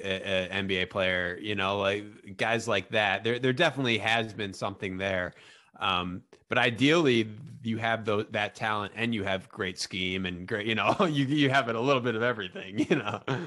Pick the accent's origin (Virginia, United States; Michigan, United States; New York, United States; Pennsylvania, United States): New York, United States; Albany; I'm from, I'm from Albany, New York